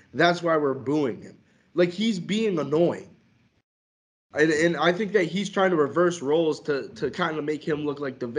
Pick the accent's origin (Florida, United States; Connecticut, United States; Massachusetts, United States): Massachusetts, United States; Boston; We're from Boston.